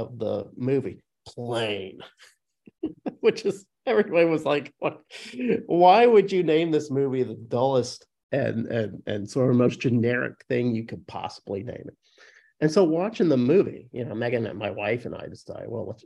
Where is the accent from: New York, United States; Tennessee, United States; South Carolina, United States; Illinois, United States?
Illinois, United States; I grew up in Illinois